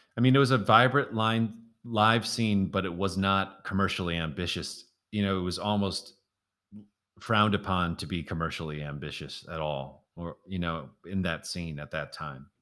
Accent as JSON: {"language": "English", "town": "Milwaukee", "region": "Wisconsin", "country": "United States", "tie": "born or raised there", "also_born_or_lived": "Washington, D.C.", "moved": "as an adult", "said": "playing gigs around my hometown, Milwaukee"}